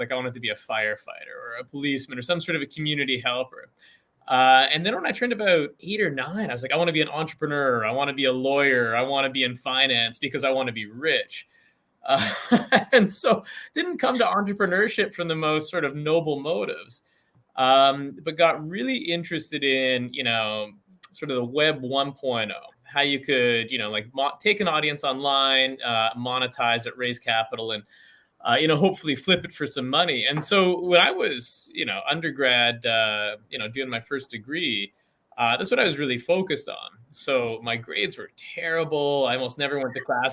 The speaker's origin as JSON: {"language": "English", "town": "Edmonton", "region": "Alberta", "country": "Canada", "tie": "born or raised there", "moved": "as an adult", "lives_now": "Philadelphia, United States", "said": "where I grew up in Edmonton, Canada"}